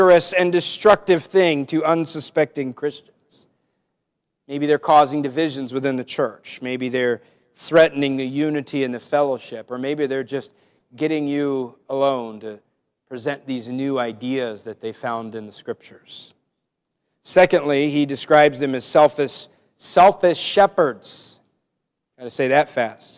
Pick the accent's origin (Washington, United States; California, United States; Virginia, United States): Washington, United States; moved away; I'm from Washington State